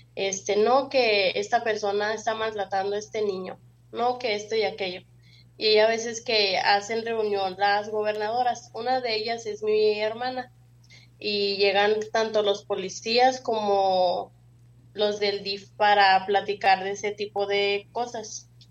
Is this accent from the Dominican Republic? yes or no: no; Chihuahua, Mexico; also born or lived in Carichí, Chihuahua; yo nací y crecí en Chihuahua